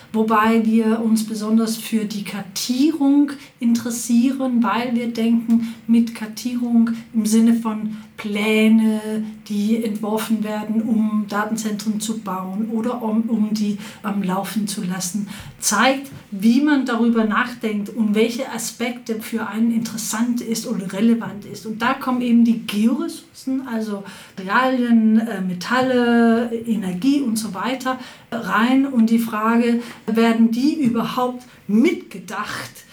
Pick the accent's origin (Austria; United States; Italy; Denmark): Denmark; Copenhagen, Capital Region of Denmark; moved away as an adult; also born or lived in Berlin; Ich komme aus Kopenhagen ursprünglich, wo ich äh, Psychologie studiert habe